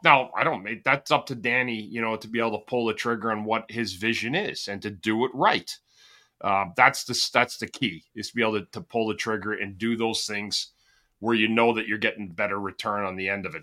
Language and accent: English; Ottawa, Ontario, Canada; I'm from Ottawa